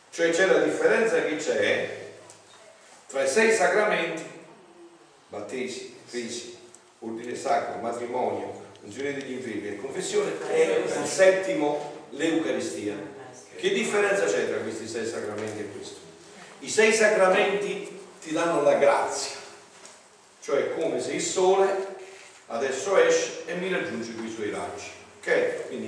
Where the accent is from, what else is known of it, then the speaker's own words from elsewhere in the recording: Italy; Eh, Grotta Ferrari in provincia